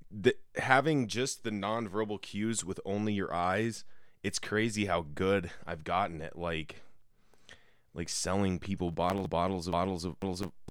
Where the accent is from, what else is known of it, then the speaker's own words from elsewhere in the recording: Denver, Colorado, United States; Because I'm from Denver.